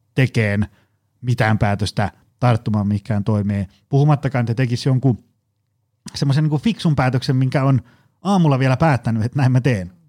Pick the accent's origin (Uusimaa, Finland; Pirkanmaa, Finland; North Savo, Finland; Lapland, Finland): Pirkanmaa, Finland; Tampere; lapsena ja nuorena asuin Koillistampereella